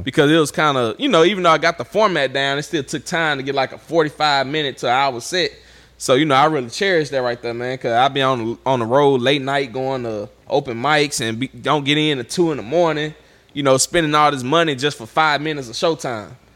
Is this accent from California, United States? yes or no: no; Vidalia, Louisiana, United States; I'm from Vidalia, Louisiana.